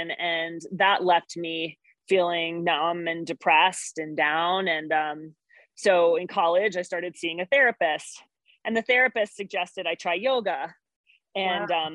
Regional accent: East Coast, United States; moved away as an adult; now in Montana, United States; I'm an East Coaster, born and raised

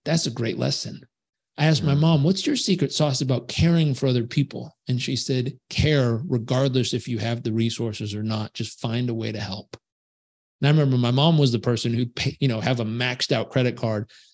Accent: Southern California, United States; I grew up in Southern California

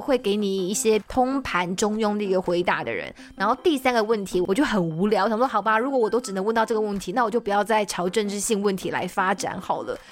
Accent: Taiwan; 我是台湾人

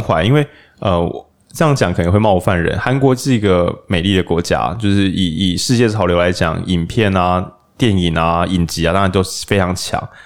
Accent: Lukang, Changhua County, Taiwan; 我老家鹿港

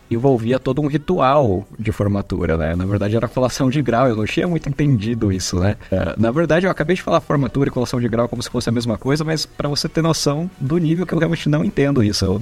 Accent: São Paulo, Brazil; como eu venho do, de São Paulo, né, estudei em outras instituições

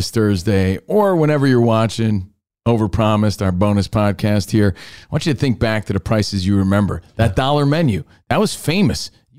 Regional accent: Union, New Jersey, United States; And, dude, speaking of New York, growing up in New Jersey, I'm from Union, New Jersey. I would take the Lincoln Tunnel to New York City.

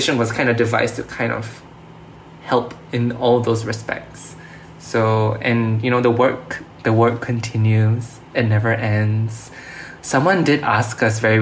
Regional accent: Singapore; being a Singaporean

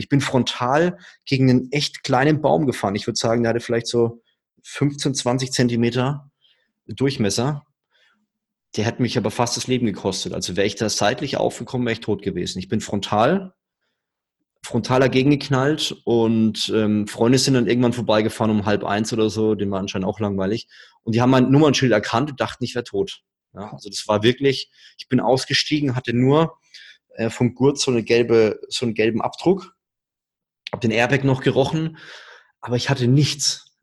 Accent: Würzburg, Bavaria, Germany; Ja, ich komme aus Würzburg, da lebt man unter der Woche abends nichts.

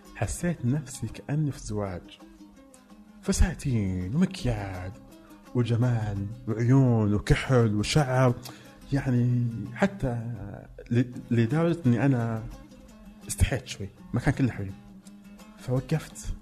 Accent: Mecca, Makkah Province, Saudi Arabia; now in Riyadh, Saudi Arabia; انا فعلا من مكه انا ما فقدت راسي من مكه ما كذبت بس اني يعني انسان عايش بالرياض

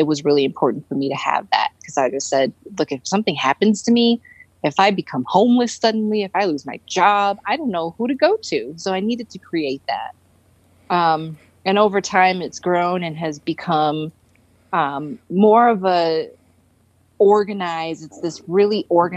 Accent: Detroit, Michigan, United States; moved away as an adult; now in Denver, United States; we're from Detroit. So it was freezing there

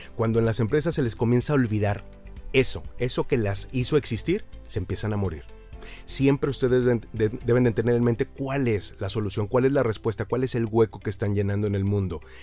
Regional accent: Aguascalientes, Mexico; una empresa en la ciudad donde yo crecí, en Aguascalientes

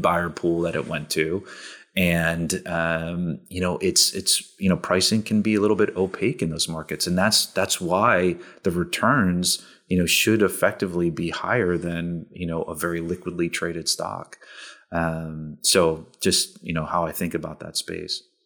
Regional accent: Princeton, New Jersey, United States; moved away; I grew up in New Jersey outside of Princeton

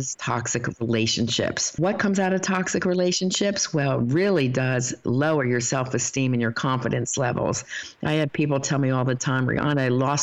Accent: United States; we grew up in America

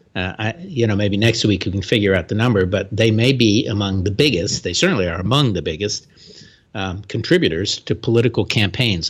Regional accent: Florida, United States; my home state of Florida

